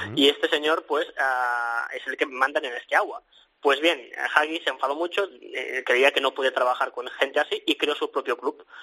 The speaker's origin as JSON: {"language": "Spanish", "town": "Sabadell", "region": "Catalonia", "country": "Spain", "said": "somos de Sabadell"}